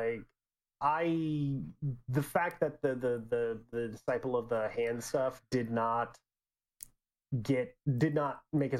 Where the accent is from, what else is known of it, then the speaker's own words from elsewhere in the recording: Texas, United States; I'm a Texan